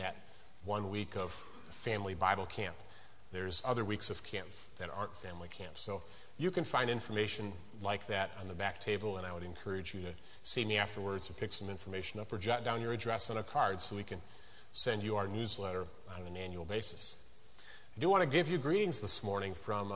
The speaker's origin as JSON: {"language": "English", "region": "Illinois", "country": "United States", "moved": "as an adult", "lives_now": "West Virginia, United States", "said": "I'm originally from Illinois."}